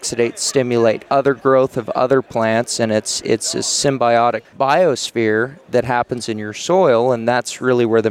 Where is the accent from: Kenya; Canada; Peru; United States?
United States; Billings, Montana; I grew up in Billings